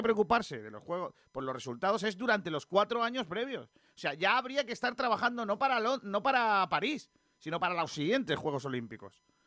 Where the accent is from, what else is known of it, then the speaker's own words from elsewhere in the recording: Benagalbón, Andalusia, Spain; ese es mi pueblo